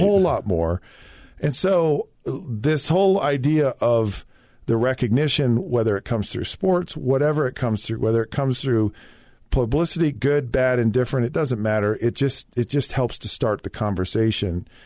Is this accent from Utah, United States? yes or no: yes; Utah, United States; I'm this kid from Utah